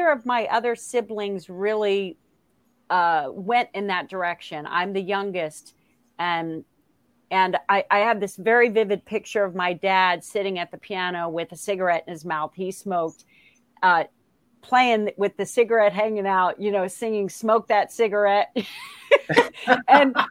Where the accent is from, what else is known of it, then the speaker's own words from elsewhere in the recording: Palm Beach County, Florida, United States; I grew up in Palm Beach County